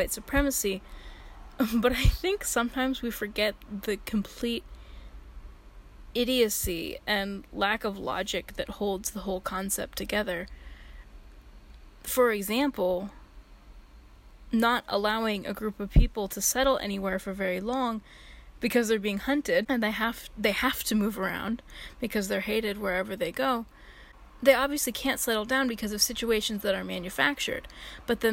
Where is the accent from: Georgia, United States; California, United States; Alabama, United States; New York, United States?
California, United States; San Francisco; I'm from San Francisco